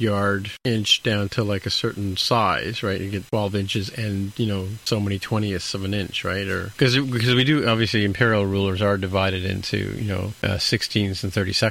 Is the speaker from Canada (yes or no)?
yes; Canada